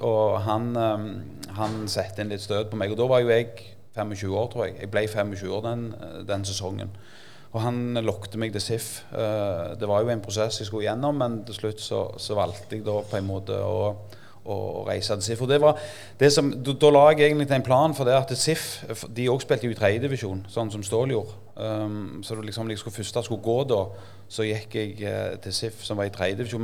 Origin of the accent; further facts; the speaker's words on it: Jørpeland, Rogaland, Norway; Så jeg er jo født og oppvokst på Jørpeland